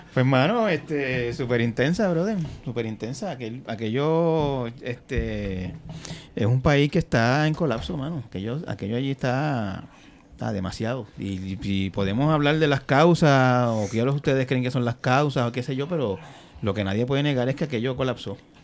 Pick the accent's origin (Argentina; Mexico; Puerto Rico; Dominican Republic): Puerto Rico; Santa Isabel; en el barrio Peñuela de Santa Isabel, de donde yo soy